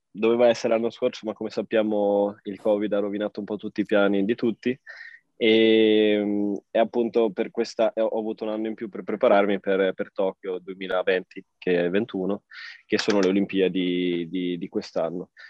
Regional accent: Vignola, Emilia-Romagna, Italy; also born or lived in Trento; now in Trentino, Italy; Sono nato originario a Trento e adesso sono di nuovo tornato eh, tre, in, in Trentino, però ho vissuto maggior parte della mia vita a Vignola, che è in provincia di Modena.

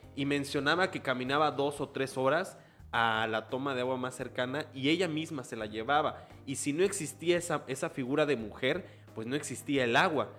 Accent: Chiapas, Mexico; en Chiapas pues tampoco somos tan

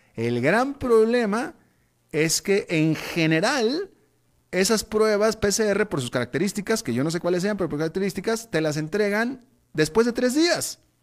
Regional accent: Mexico; now in Costa Rica; yo que precisamente soy mexicano

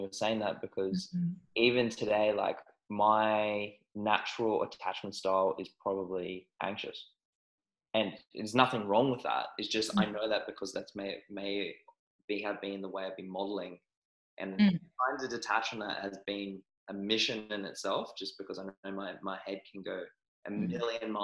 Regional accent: Australia; also born or lived in New Zealand; I was born in New Zealand, but I was raised in Australia.

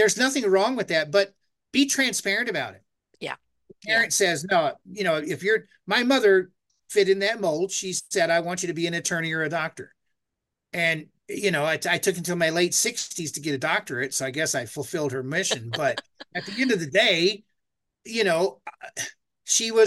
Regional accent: United States; I'm American

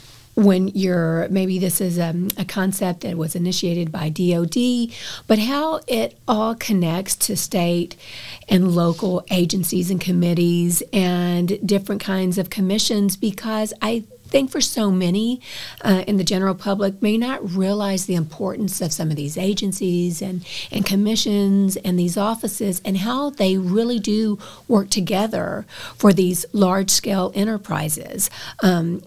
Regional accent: Texas, United States; as a Texan

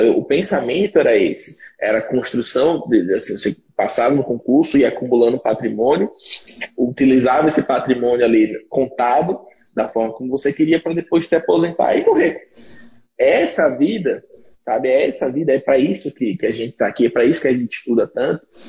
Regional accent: Aracaju, Sergipe, Brazil; eu sou de Sergipe

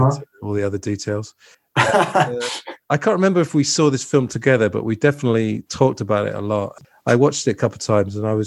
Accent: England, United Kingdom; accent: posh English; we got posh English

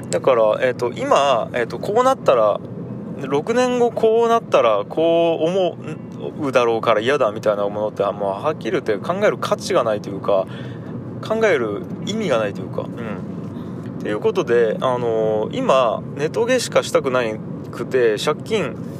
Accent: Tagawa, Fukuoka, Japan; moved away as an adult; also born or lived in Tokyo; 自分のふるさとくっそ田舎田川で仕事

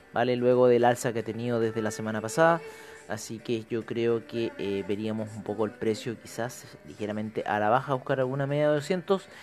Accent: Chile; nosotros eh, como chilenos

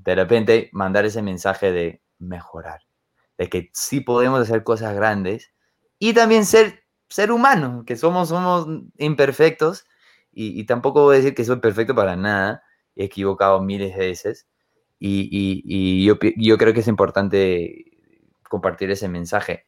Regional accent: Utah, United States; Spanish is a second language; Ahorita estoy en mi tierra, estoy en, en Utah.

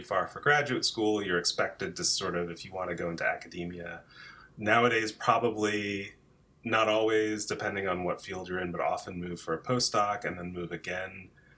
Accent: New Jersey, United States; moved away as an adult; also born or lived in Chicago / Berkeley; I grew up in New Jersey and went to college outside of Chicago

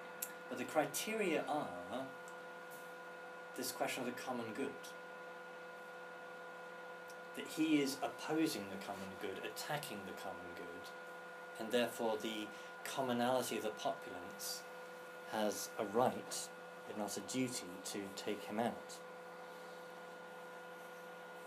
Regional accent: England, United Kingdom; us, as the English

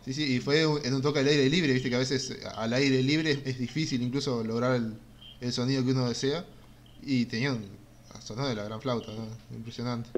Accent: Uruguay; yo como, como uruguayo, yo tuve que ir hasta cierto grado de liceo y estudiar historia uruguaya

